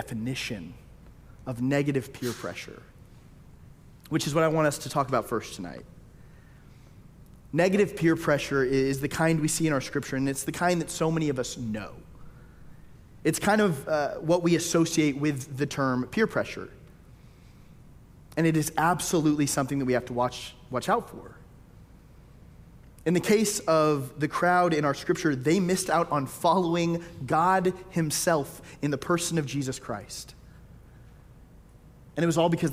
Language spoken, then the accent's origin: English; Tyler, Texas, United States; moved away; I grew up in Tyler, Texas.